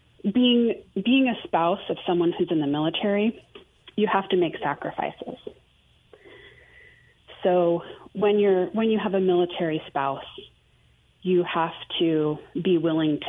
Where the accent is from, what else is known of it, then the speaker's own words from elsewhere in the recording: Maine, United States; moved away; also born or lived in Houston / Greenville, South Carolina; I grew up fairly poor in Maine, in the middle of nowhere